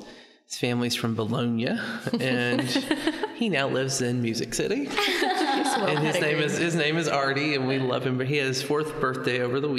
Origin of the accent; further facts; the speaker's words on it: Nashville, Tennessee, United States; also born or lived in New York City; I worked in New York City for a residential design firm. And I was born and raised in Nashville, so it's kind of nice to be back home.